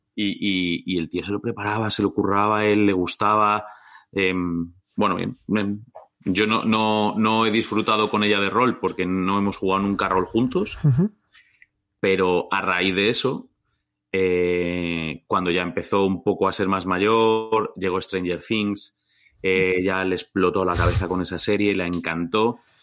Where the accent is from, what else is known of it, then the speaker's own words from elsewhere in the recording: Valdemoro, Community of Madrid, Spain; Yo soy de Valdemoro